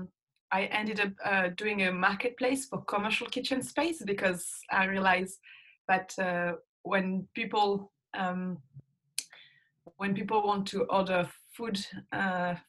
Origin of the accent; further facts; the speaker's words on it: France; moved away as an adult; also born or lived in Mexico; now in Sydney, Australia; I used to live in France. So I've been out of France for like almost more than a third of my life